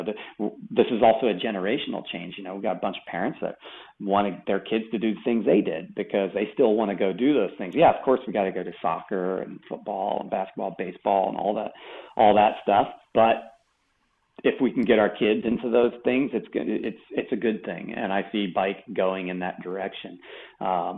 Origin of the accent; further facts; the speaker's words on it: East Coast, United States; I was growing up on the East Coast